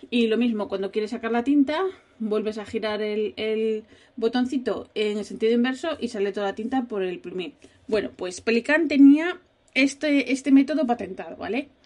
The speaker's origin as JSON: {"language": "Spanish", "region": "Asturias", "country": "Spain", "tie": "born or raised there", "said": "la primera vez que yo fui de vacaciones fuera de Asturias, yo tenía 12 años"}